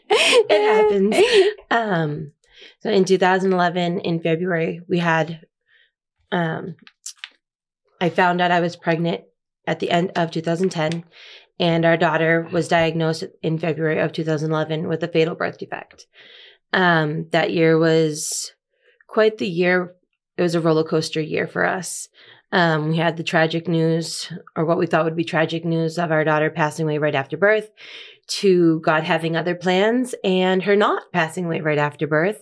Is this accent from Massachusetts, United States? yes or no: yes; Massachusetts, United States; moved away as an adult; now in Laredo, United States; So I lived in the same town my whole life. I was born in the same hospital that my dad was born